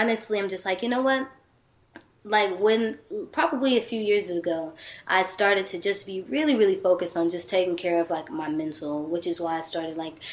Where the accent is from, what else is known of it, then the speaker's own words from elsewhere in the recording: Texas, United States; I'm from Texas